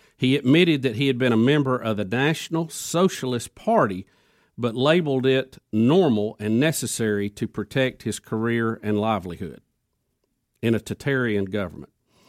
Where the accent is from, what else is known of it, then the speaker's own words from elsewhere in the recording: United States; But I wouldn't want to be labeled an abortionist because I was from America.